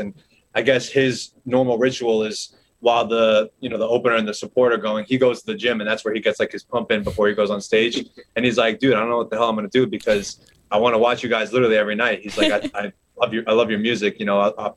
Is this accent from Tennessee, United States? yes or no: no; Florida, United States; moved away; I'm from Florida originally